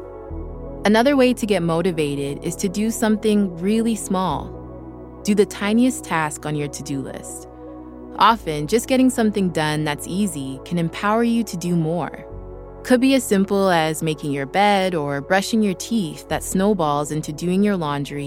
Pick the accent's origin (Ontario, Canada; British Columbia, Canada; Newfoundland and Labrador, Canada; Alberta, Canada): British Columbia, Canada; Vancouver; now in Los Angeles, United States